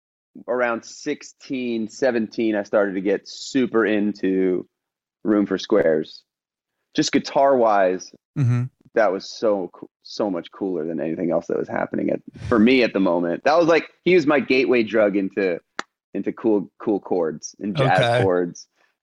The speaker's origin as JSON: {"language": "English", "town": "Los Angeles", "region": "California", "country": "United States", "tie": "born there", "said": "Yeah. So I was born in Los Angeles. Mom and dad were both songwriters. So I kind of grew up around that."}